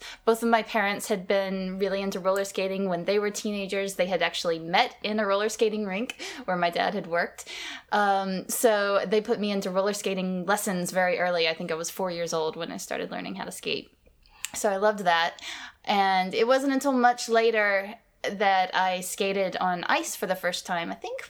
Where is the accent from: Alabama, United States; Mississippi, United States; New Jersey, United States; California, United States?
Alabama, United States; moved away; I grew up in Alabama in the deep south of the United States, so it's very, very warm weather there.